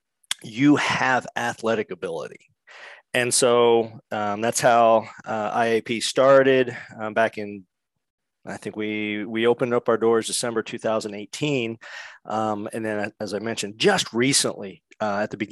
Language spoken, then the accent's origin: English; Richmond, Indiana, United States; now in Iowa, United States; I was born and raised in Richmond, Indiana